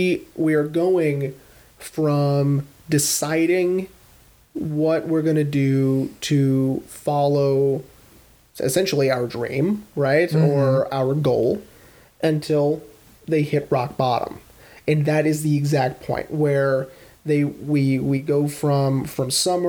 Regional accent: Texas, United States; We are from Texas

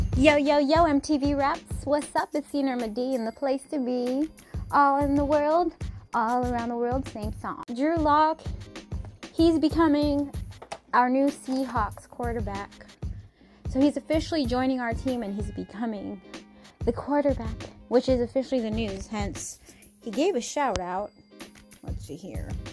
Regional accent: Seattle, Washington, United States; Paul Allen, who historically is part of my hometown and did so much for the communities in Seattle

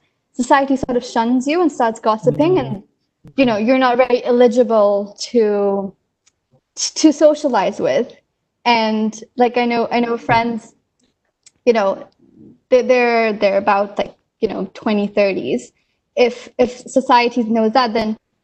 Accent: India; moved away; coming from a developing country, I'm originally from India

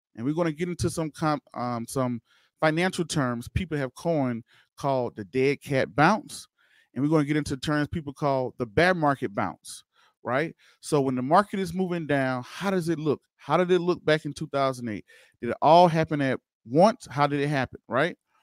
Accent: Waynesboro, Georgia, United States; now in Denver, United States; that's my hometown, y'all, Waynesboro, Georgia. That's originally where I'm from

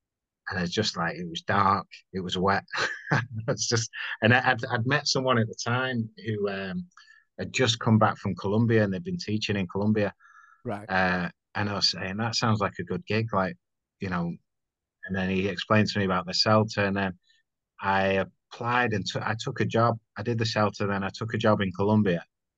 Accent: Salford, North West England, United Kingdom; moved away as an adult; also born or lived in Urmston, Manchester; now in Vietnam; I was born in, not in Manchester actually, in Salford

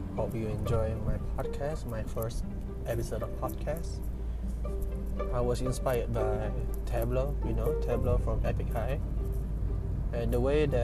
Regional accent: Sibu, Sarawak, Malaysia; I'm from Cebu, Sarawak, which is located in Malaysia.

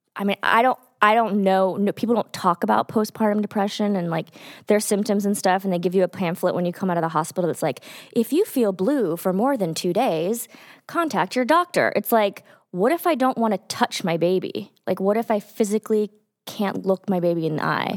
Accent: Texas, United States; moved away; I grew up in Texas

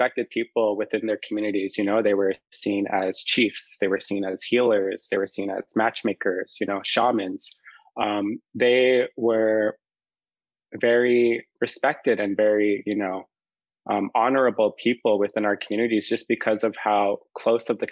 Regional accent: Waskaganish, Quebec, Canada; now in Toronto, Canada; I'm from the Cree Nation of Waskaganish

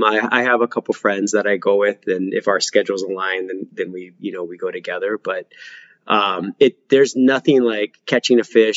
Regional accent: Oregon, United States; now in Hawaii, United States; So I'm originally from Oregon. I lived in a really rural town. And when I say rural, I mean rural, like you didn't see your nearest neighbor's home. I had a 45-minute bus ride to school in the morning.

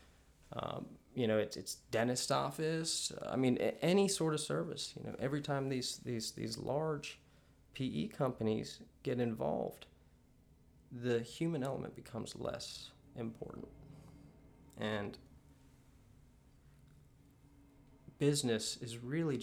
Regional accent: Maryland, United States; now in Savannah, United States; I grew up in Maryland

